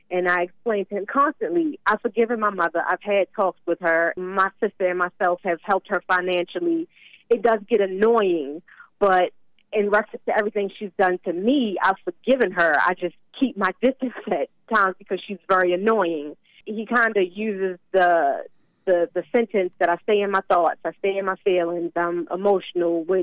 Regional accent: Baltimore, Maryland, United States; moved away; we came from Baltimore originally, and it is not the greatest of places.

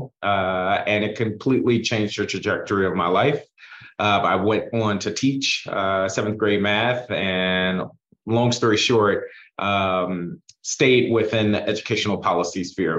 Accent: Chicago, Illinois, United States; moved away as an adult; also born or lived in New Orleans / New York; now in Washington, D.C., United States; I grew up in Chicago and on the south side of Chicago

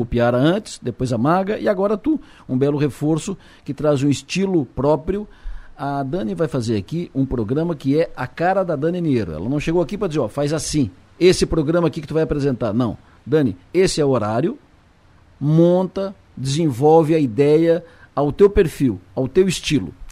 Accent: Santa Catarina, Brazil; todos somos catarinenses

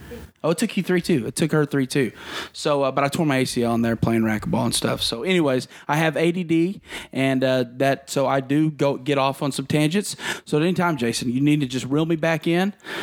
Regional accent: Cushing, Oklahoma, United States; also born or lived in Mannford, Oklahoma; I'm from Cushing, Oklahoma, born and raised. Spent a little time in Manford back in the third grade days, but moved back to Cushing. Been there my whole life.

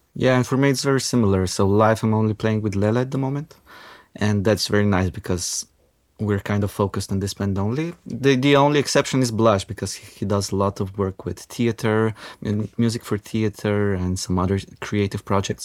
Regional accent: North Macedonia; now in Ljubljana, Slovenia; I grew up in Macedonia

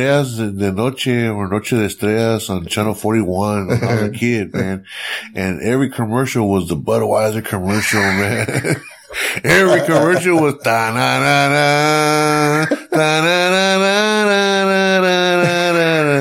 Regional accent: Elmendorf, Texas, United States; I'm from Elmendor originally

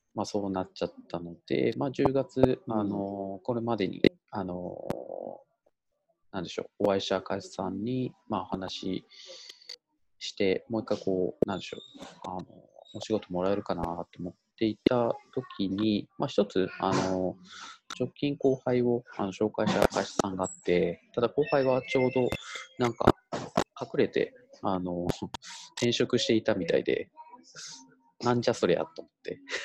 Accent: Itoshima, Fukuoka, Japan; moved away; 地元の福岡県糸島市

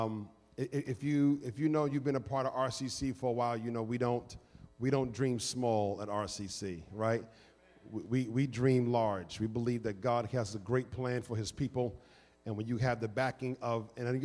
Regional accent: New York City, New York, United States; now in Philadelphia, United States; I come from New York City

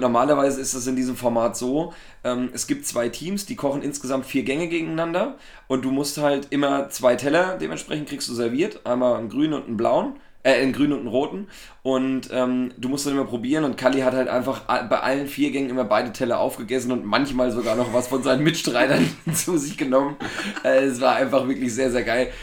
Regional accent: Thuringia, Germany; als Thüringer

